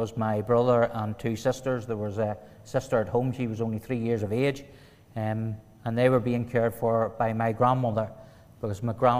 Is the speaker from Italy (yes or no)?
no; Warrenpoint, Northern Ireland, United Kingdom; Growing up in Warren Point was normal, as any other family. We had two loving parents. We went to school. We went to church, Sunday school, and played with our friends.